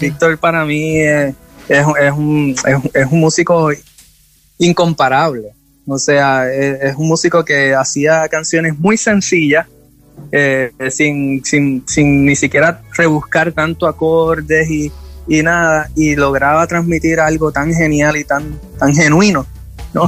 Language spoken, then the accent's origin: Spanish; Puerto Rico; para mí como puertorriqueño